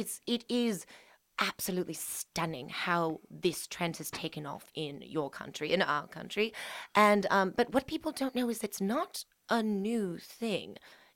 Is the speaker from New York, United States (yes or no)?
no; Pennsylvania, United States; I am from Pennsylvania, Dutch country. And then I moved to England when I was 2.5. And then I moved back to Pennsylvania, Dutch country 3 months later.